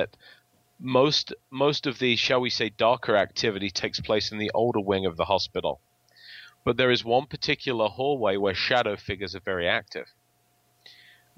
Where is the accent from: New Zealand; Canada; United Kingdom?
United Kingdom; England; accent: English; my English accent